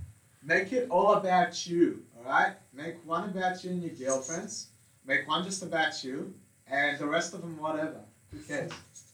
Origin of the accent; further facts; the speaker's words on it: Australia; Yeah, so I have a German background and I'm an Australian as well.